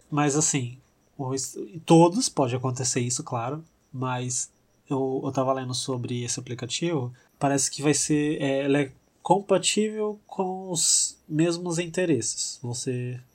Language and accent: Portuguese; São José do Rio Preto, São Paulo, Brazil; Chega no domingo aqui em Rio Preto, que a gente é de Rio Preto